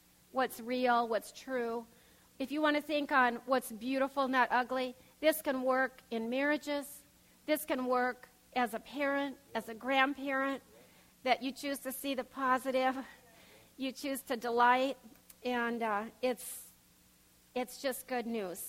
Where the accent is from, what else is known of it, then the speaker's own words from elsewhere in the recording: Pierre, South Dakota, United States; we grew up in Pierce, South Dakota